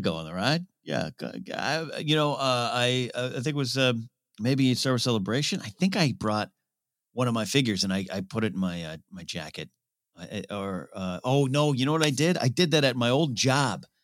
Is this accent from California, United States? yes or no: yes; California, United States; also born or lived in Orange, California; my hometown of Rio Grande, California